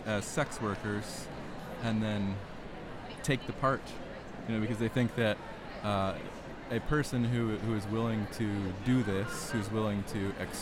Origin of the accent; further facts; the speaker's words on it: Burton, Ohio, United States; I'm from east of Cleveland in Geauga County, Burton, Ohio